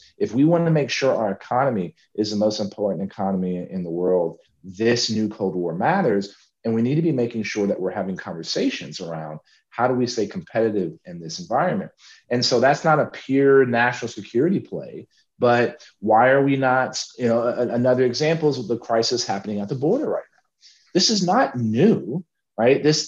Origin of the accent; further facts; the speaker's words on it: San Antonio, Texas, United States; my hometown of San Antonio